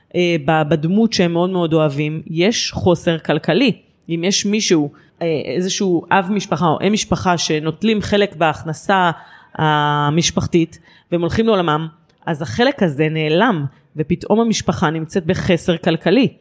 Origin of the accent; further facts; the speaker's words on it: Rishon LeZion, Central District, Israel; אני גרה בראשון לציון מאז שנולדתי בערך